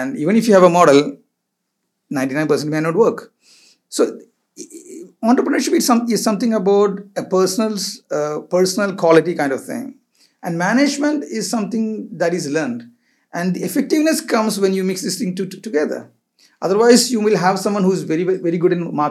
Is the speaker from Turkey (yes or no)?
no; Kerala, India; moved away as an adult; also born or lived in Goa, India; now in Dubai, United Arab Emirates; I finally came back to my hometown, which is Kerala, home state, which is Kerala